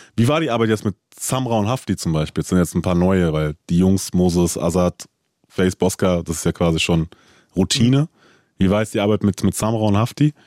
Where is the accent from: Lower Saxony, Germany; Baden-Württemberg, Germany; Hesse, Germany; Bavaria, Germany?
Hesse, Germany; Frankfurt; ich bin auch in Frankfurt groß geworden